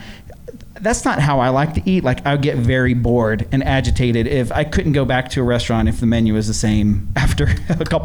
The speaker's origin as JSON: {"language": "English", "region": "Florida", "country": "United States", "tie": "born or raised there", "moved": "yes", "lives_now": "Boise, United States", "said": "I grew up in Florida"}